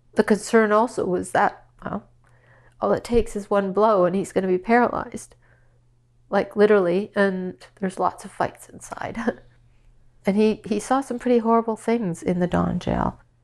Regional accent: Saskatchewan, Canada; moved away as an adult; also born or lived in Regina / Toronto / Ottawa; I grew up in Saskatchewan, small town of a hundred people

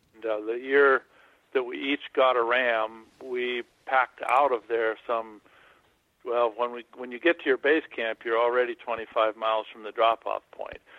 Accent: Montana, United States; also born or lived in Hawaii; I grew up in Montana

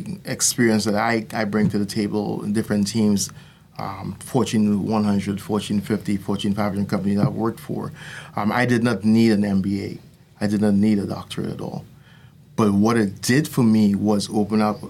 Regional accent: Trinidad & Tobago; moved away as an adult; also born or lived in New Jersey / Florida; now in United States; I was born in New Jersey, like I said in the past, and I grew up in the island of Trinidad. And but I came over here when I was 20 and went to USF

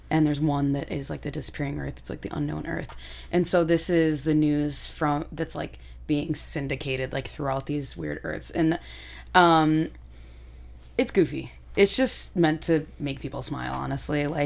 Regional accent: United Kingdom; that was it's me like being British, like, uh...

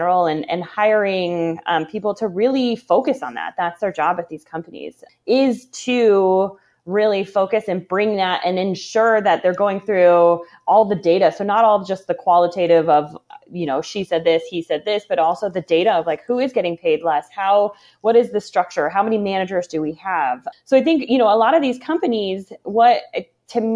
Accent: Cleveland area, Ohio, United States; moved away as an adult; also born or lived in Chicago, Illinois; now in Indiana, United States; I grew up in the Cleveland area. So between Cleveland and Akron, in a suburb

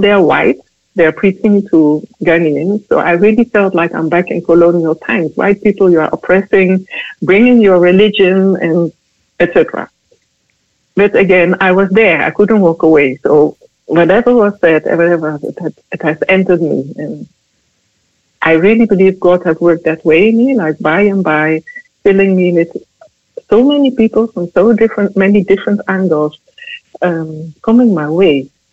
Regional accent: Netherlands; I'm from the Netherlands.

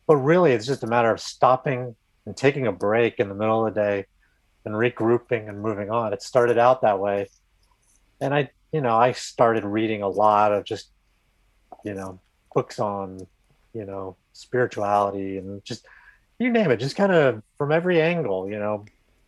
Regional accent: California, United States; I grew up out in California

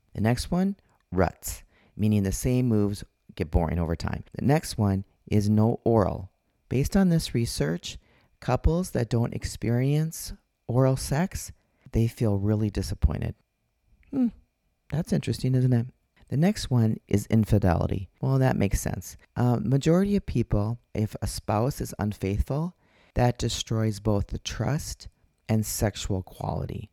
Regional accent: Minnesota, United States; now in Arizona, United States; I'm from Minnesota

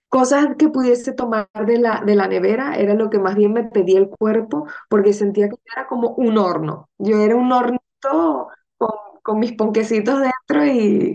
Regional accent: Venezuela; now in Madrid, Spain; somos de Venezuela, mi, familia materna es española, o sea, mis abuelos son gallegos

